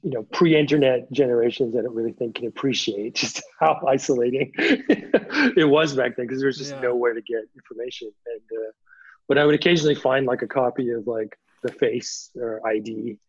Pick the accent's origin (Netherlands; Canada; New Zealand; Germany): Canada; He didn't know I was from Canada.